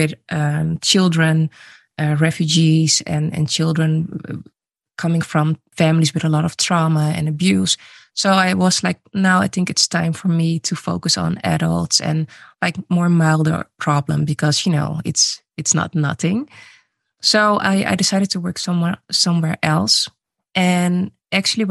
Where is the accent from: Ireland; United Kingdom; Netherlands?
Netherlands; also born or lived in Suriname; I was born in Suriname. I moved to the Netherlands when I was 3 years old and I grew up in a mainly white city